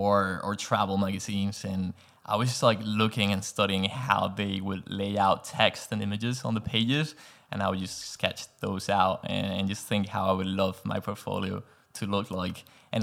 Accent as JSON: {"language": "English", "region": "Canary Islands", "country": "Spain", "also_born_or_lived": "Madrid / England", "second_language": "English", "lives_now": "Los Angeles, United States", "said": "I'm from Spain, actually, from a tiny island in the Canary Islands called Gran Canaria."}